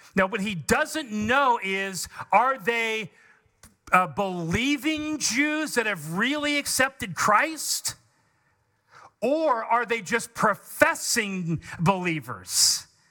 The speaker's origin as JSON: {"language": "English", "country": "United States", "said": "we are conservative Americans"}